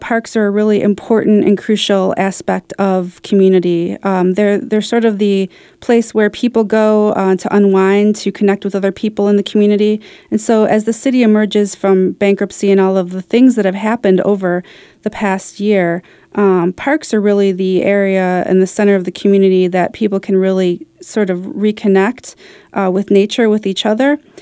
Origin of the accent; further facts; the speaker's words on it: Detroit, Michigan, United States; I grew up kinda near Baldock Park, so I went there a bit to sled when I was a kid. And I really, I used, it used to be Angel Park in Detroit